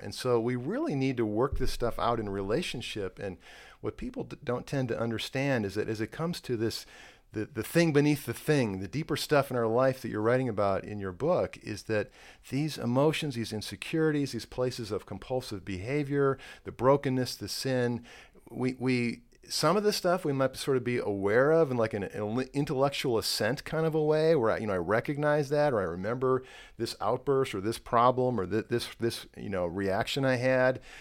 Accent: Chicago, Illinois, United States; I'm from Chicago

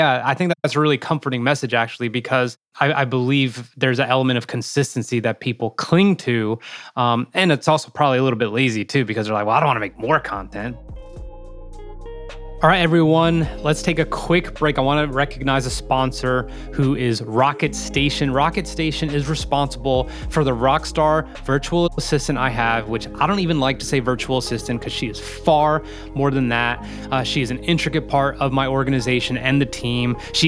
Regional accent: Morristown, New Jersey, United States; born or raised there

